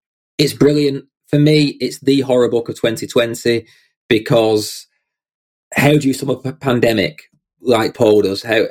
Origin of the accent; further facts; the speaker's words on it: United Kingdom; my first fellow Brit in the guest seat. Prepare for my accent to get thicker